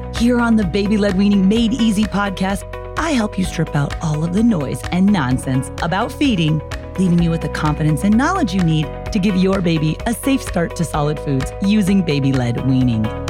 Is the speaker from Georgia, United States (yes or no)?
no; San Diego, California, United States; I'm from San Diego, and I've lived in California most of my adult life, most of my whole life, actually